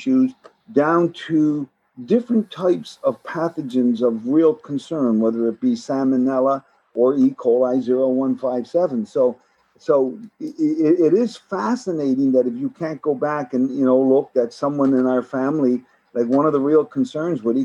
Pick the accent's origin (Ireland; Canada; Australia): Canada; Newfoundland and Labrador; So I grew up in Newfoundland. Salt fish was a big thing.